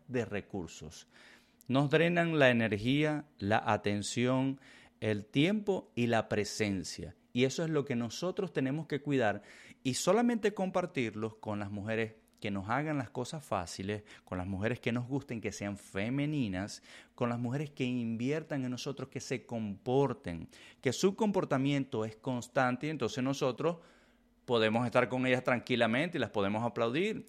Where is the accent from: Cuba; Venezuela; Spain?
Venezuela; Yo soy venezolano, yo soy hispano